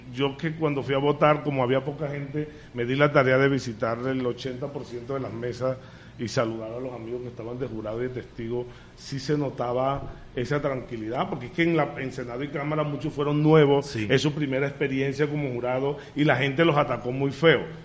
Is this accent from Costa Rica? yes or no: no; Villanueva, Colombia; yo creo en Villanueva, yo como amo tanto a mi pueblo